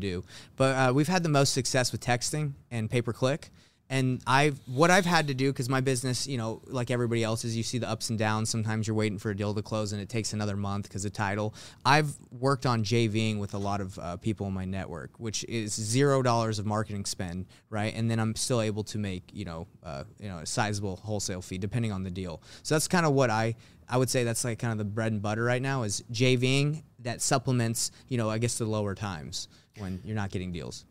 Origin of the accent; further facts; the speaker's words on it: Atlanta, Georgia, United States; moved away as an adult; now in Salt Lake City, United States; I actually was born in, in Salt Lake City, Utah, but I moved when I was, like, you know, five or six to Atlanta, Georgia, where I grew up, uh, most of my life